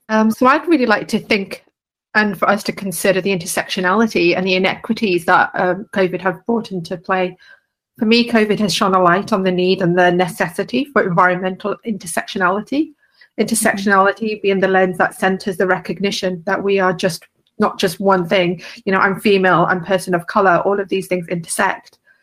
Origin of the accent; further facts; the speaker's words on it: London, United Kingdom; I'm from London in the UK